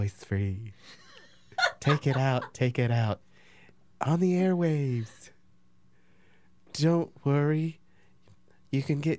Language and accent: English; Indiana, United States; I'm from Indiana